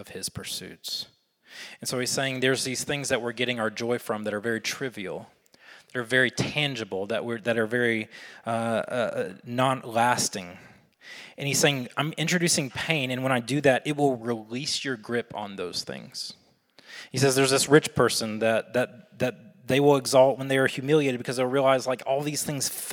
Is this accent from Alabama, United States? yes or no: yes; Alabama, United States; I'm from Alabama